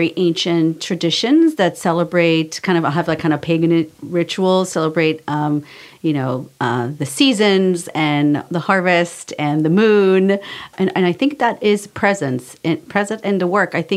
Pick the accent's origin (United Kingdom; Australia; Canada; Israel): Israel; moved away as an adult; now in United States; I grew up in Israel, I lived there for 19 years and I left because it was too much for me